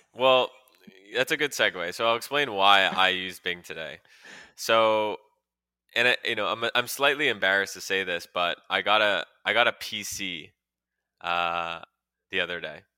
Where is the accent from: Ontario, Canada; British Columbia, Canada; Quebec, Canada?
Quebec, Canada; Montreal; I grew up in Montreal